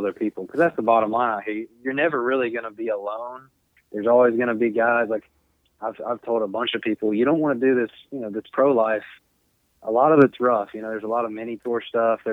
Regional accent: the South, United States; moved away as an adult; also born or lived in Missouri; I'm from the South and I went 8 hours north

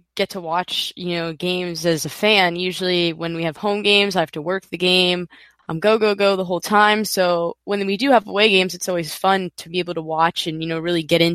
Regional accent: Florida, United States; I was born in Florida, raised in Florida, grew up here

